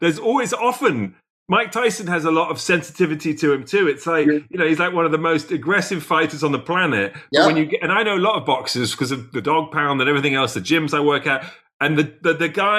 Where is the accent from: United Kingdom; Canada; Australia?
United Kingdom; England; as an Englishman